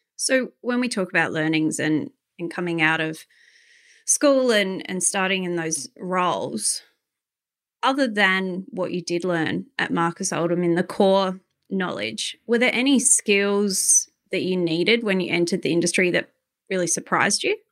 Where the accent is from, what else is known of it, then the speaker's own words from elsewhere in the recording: Adelaide, South Australia, Australia; I'm from Adelaide